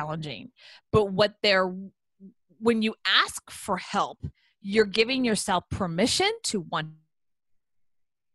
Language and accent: English; Houston, Texas, United States; I'm from Houston